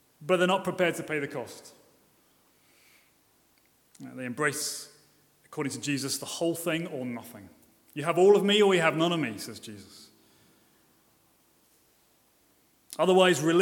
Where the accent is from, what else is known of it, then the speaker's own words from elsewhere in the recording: Brighton, South East England, United Kingdom; I'm from Brighton